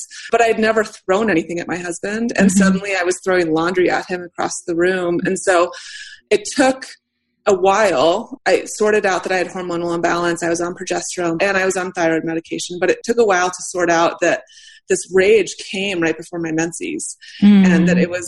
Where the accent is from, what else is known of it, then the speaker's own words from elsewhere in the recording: United States; I'm white, I'm straight, I'm American and middle class